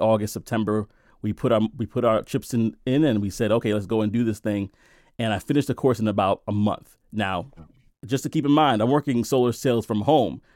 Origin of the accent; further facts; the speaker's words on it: New York City, New York, United States; I came from Brooklyn, New York, And I grew up in the worst neighborhoods. I grew up in Brownsville. I grew up in East New York, right?